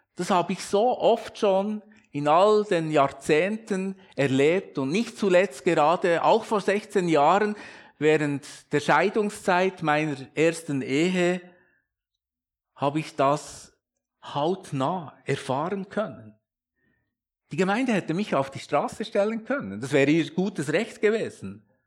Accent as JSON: {"language": "German", "country": "Switzerland", "said": "als Schweizer"}